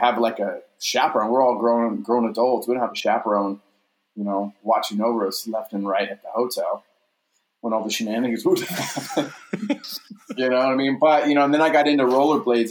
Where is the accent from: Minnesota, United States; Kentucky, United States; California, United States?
Kentucky, United States; moved away; also born or lived in Orlando, Florida; I was a crazy kid growing up in Kentucky.